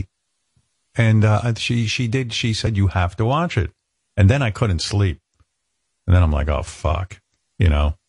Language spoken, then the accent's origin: English; United States; as an American